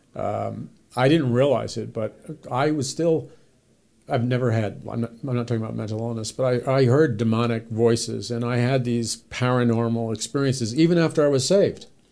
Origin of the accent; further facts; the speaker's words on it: New York City, New York, United States; I was raised in New York City